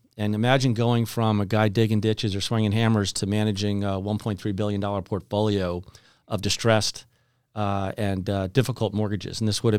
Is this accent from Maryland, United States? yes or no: yes; Kensington, Maryland, United States; And, I grew up in Kensington, Maryland, just outside of Washington, D.C.